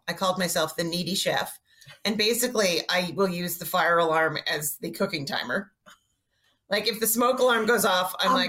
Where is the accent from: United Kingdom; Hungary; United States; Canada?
Canada; Montreal, Quebec